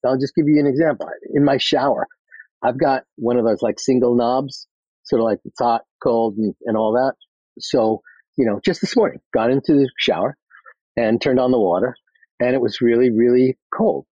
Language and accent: English; New York City, New York, United States; I'm from Queens